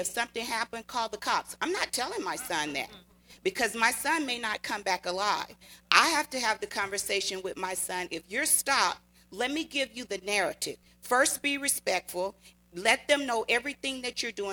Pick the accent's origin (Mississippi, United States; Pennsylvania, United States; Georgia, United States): Mississippi, United States; Natchez; now in California, United States; I grew up in the South in Natchez, Mississippi